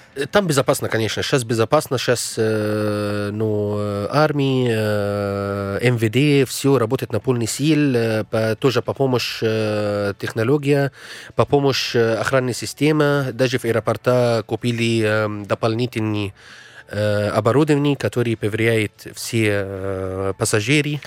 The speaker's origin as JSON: {"language": "Russian", "country": "Egypt", "second_language": "Russian", "moved": "yes", "said": "в нашей стране"}